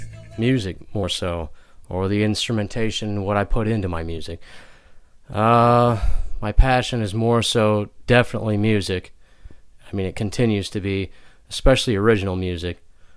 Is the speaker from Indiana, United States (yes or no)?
yes; Argos, Indiana, United States; I am from Argus, Indiana, and I have pretty much grown up here all my life